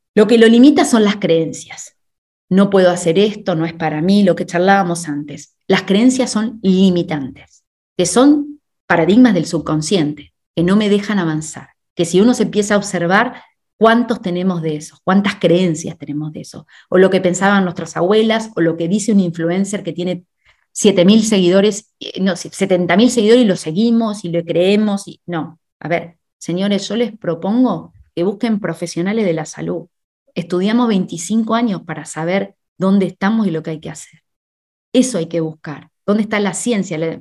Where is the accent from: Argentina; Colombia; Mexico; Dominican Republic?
Argentina; moved away; also born or lived in Spain; en mi país, en Argentina